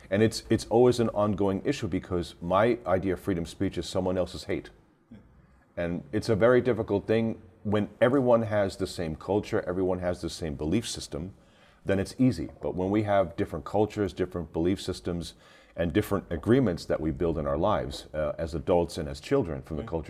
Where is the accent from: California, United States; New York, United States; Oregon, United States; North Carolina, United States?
New York, United States; New York City; now in Germany; I'm originally from New York, but I live in Germany. So the company is based out of Germany, uh, and that's why I res- reside for more than like 23, 24 years now.